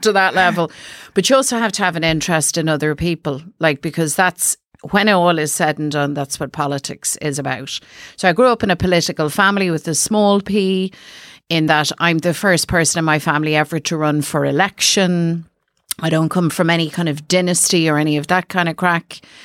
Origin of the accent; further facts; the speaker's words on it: Dublin, Leinster, Ireland; I'm from South Dublin.